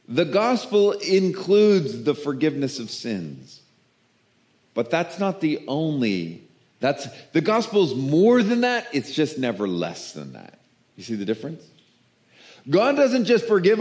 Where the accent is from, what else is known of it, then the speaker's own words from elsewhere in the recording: the South, United States; I'm from the South